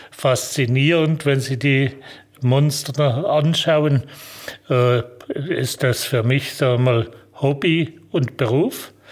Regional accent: Almansweier, Baden-Württemberg, Germany; Wenn Sie zurückkommen, wo ich herkomme, ich bin hier in Almansweier aufgewachsen, wo wir das Werk haben.

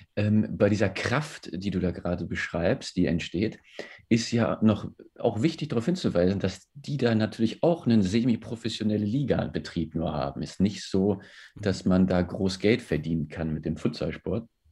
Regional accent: Germany; bei uns in Deutschland

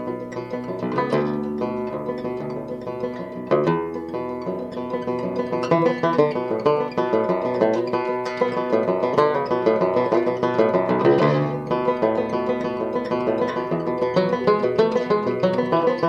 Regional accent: San Francisco Bay Area, California, United States; I grew up in the San Francisco Bay Area

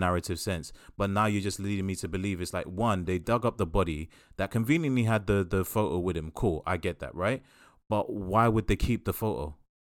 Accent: United Kingdom; we are British

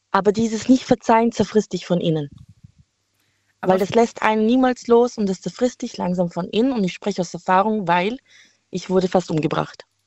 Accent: Heilbronn, Baden-Württemberg, Germany; ich komme aus Heilbronn

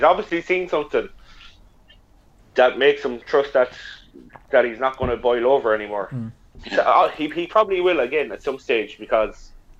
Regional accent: Ireland; as an Irishman

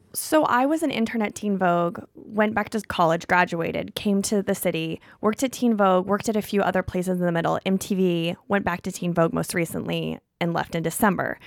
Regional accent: Missouri, United States; now in New York, United States; I'm from a small town in Missouri

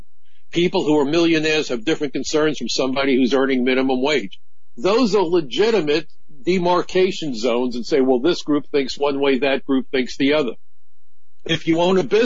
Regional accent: New York City, New York, United States; As a kid growing up in Brooklyn, I learned to stand my ground.

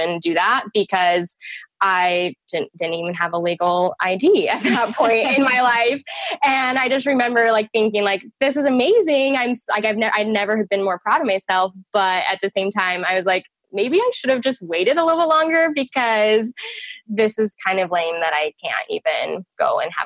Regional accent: Utah, United States; I was actually born and raised in the state of Utah

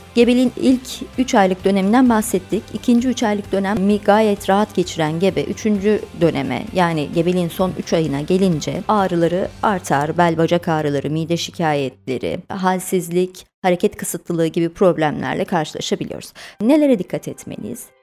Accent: Trabzon, Turkey; moved away as an adult; also born or lived in Erzurum / Bafra; now in Samsun, Turkey; 1982 Trabzon doğumluyum. Eğitimimin büyük bir kısmını Trabzon'da tamamladım.

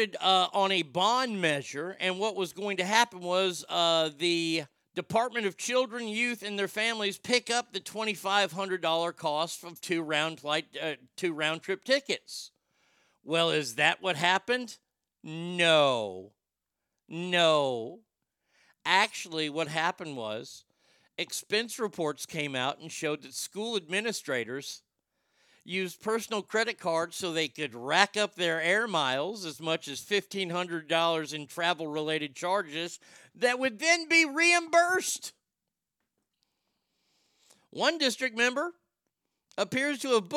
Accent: United States; also born or lived in Texas; as an American

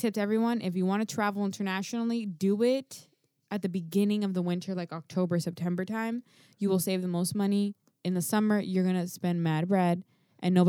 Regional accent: the South, United States; I'm from the South

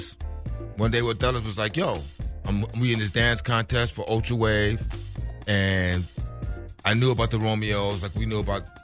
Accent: Los Angeles, California, United States; We from L.A. Legend, West L.A. I'm from South Central

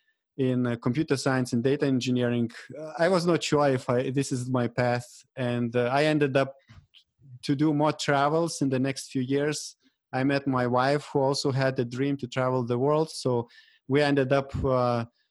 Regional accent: Vilnius, Vilnius County, Lithuania; moved away as an adult; also born or lived in Denmark; I finished 4 years of bachelor degree in Vilnius, in my hometown

